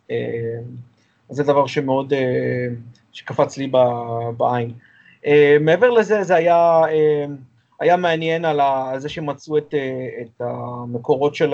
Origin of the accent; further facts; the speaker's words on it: Israel; אנחנו ישראלים.